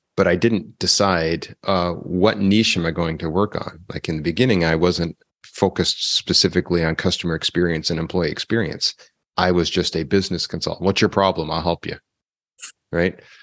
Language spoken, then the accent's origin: English; Canada; I'm from Canada